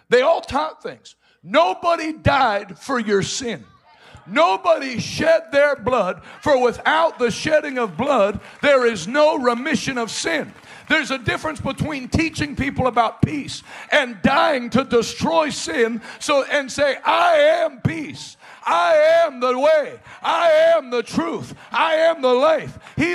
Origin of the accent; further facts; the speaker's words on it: East Coast, United States; I'm from the East Coast, so we're straight to the point